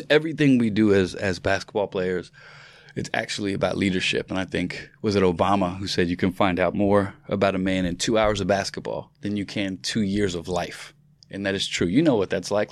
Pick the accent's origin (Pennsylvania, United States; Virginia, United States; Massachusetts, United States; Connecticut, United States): Virginia, United States; I'm from Virginia